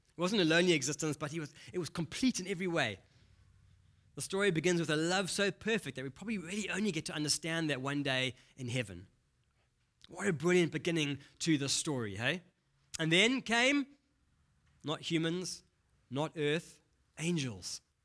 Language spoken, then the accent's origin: English; Durban, KwaZulu-Natal, South Africa; accent: Durban; moved away; I grew up in Durban, so I have a bit of a Durban accent